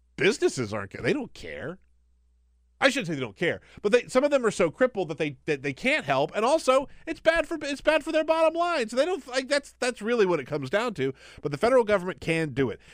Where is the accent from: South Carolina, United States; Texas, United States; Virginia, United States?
South Carolina, United States; Charleston; my hometown of Charleston